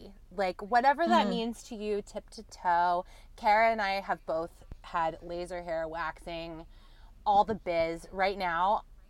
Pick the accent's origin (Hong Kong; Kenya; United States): United States; the South; I am from the South.